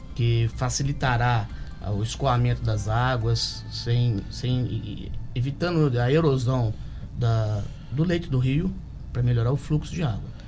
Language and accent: Portuguese; Volta Redonda, Rio de Janeiro, Brazil; moved away as an adult; now in Angra dos Reis, Brazil; Eu sou de Volta Redonda, é, estou aqui no município desde 2007